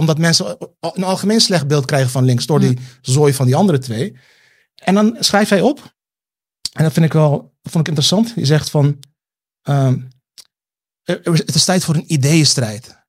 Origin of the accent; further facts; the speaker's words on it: Rotterdam, South Holland, Netherlands; now in Amsterdam, Netherlands; ik ben weer terug in Rotterdam-Zuid, waar ik vandaan kom. Ehm, in, in, het onderwijs. En het was, het was al geen vetpot toen ik daar opgroeide